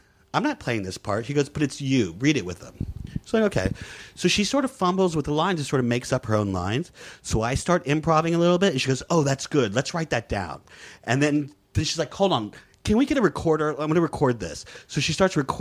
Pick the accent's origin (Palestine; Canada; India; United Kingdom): Palestine; I'm Palestinian